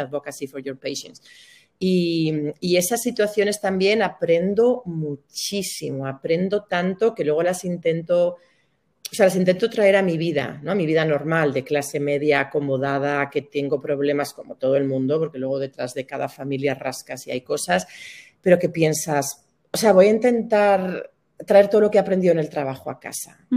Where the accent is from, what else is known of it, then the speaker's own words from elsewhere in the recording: Burgos, Castile and León, Spain; moved away as an adult; also born or lived in Valencia; yo soy de Burgos, me fui a vivir a Valencia